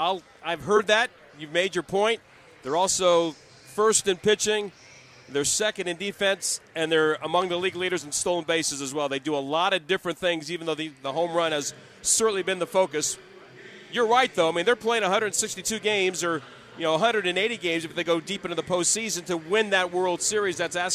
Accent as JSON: {"language": "English", "town": "Brooklyn", "region": "New York", "country": "United States", "tie": "born there", "said": "Well, I'm not a Bronx guy. I was born in Brooklyn a very, very long time ago. I didn't stay there very long either, but I still have family out there."}